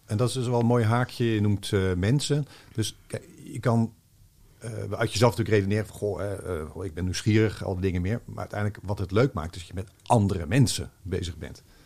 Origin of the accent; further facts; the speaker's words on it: Rotterdam, South Holland, Netherlands; ik ben op Zuid opgegroeid.